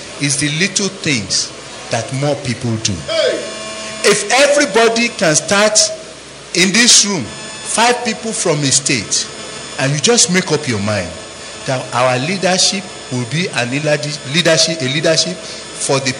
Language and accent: English; Nigeria; now in United States